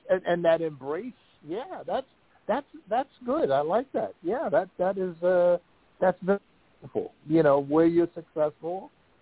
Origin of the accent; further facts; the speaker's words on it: Philadelphia, Pennsylvania, United States; I grew up in Philadelphia